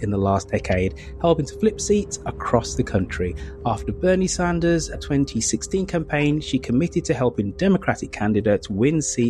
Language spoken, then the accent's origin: English; United Kingdom; being a Brit